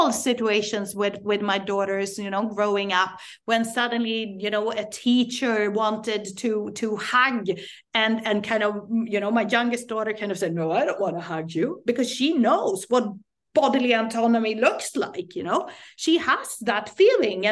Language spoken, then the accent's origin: English; Sweden; I am Swedish. I grew up in Sweden